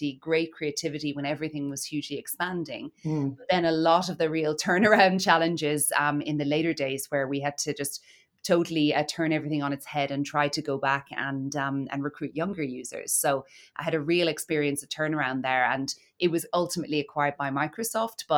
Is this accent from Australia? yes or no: no; Cork, Munster, Ireland; accent: Irish; moved away as an adult; also born or lived in Dublin / Italy / London; in Ireland, as maybe you can tell from my accent. I was born in Cork